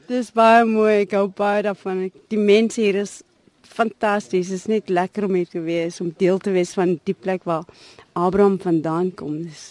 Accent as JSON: {"language": "Afrikaans", "town": "Cape Town", "region": "Western Cape", "country": "South Africa", "tie": "born or raised there", "said": "ek het op die Kaapse vlakte groot geword"}